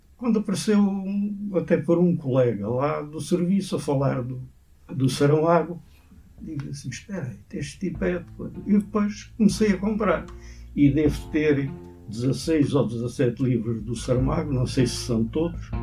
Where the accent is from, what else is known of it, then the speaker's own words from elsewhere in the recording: Galveias, Alentejo, Portugal; now in Lisbon, Portugal; Na minha freguesia, que é a Vila de Galveia, só andei um ano à escola.